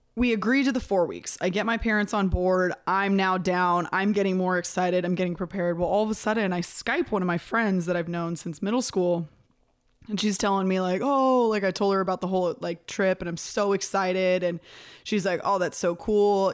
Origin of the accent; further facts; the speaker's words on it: near Sacramento, California, United States; also born or lived in San Diego; I was still living at home. I was at the college that was outside of my hometown